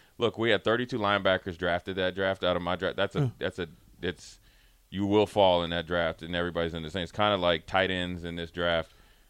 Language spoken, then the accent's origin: English; Frederick, Maryland, United States; I'm from Frederick, Maryland.